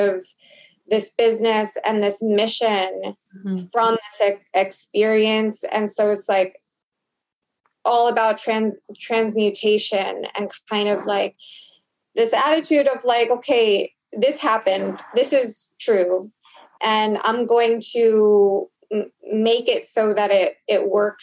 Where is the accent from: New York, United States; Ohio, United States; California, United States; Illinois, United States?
New York, United States; Long Island; I grew up in Long Island